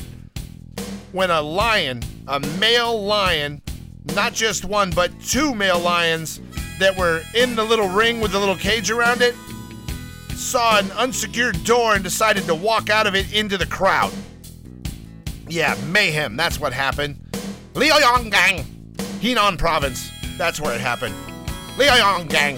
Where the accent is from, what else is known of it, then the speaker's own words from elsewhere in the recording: the South, United States; I am from the South. I'm a big old redneck.